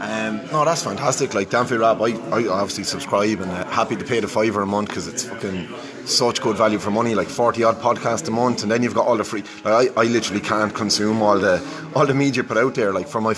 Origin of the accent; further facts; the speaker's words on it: Ireland; I'm an Irish Liverpool fan.